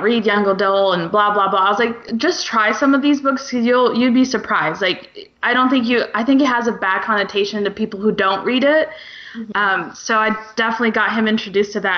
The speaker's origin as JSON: {"language": "English", "region": "Kansas", "country": "United States", "moved": "as an adult", "lives_now": "Florida, United States", "said": "we're both from Kansas, and we literally moved to Florida right before this all happened"}